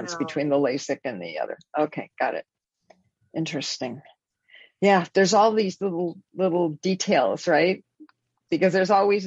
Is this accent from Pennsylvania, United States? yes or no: no; Los Angeles, California, United States; born or raised there; now in Bay Area, United States